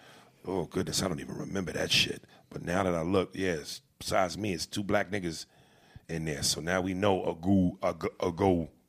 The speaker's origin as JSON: {"language": "English", "town": "Brunswick", "region": "New Jersey", "country": "United States", "said": "Jersey. What's good? I'm from Brunswick, too."}